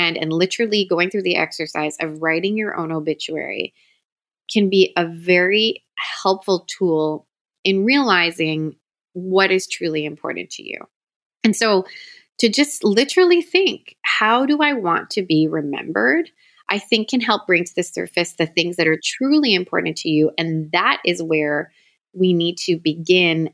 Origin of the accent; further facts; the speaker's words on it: Toronto, Ontario, Canada; moved away as an adult; now in Southwest Florida, United States; I was born and raised in Toronto, Canada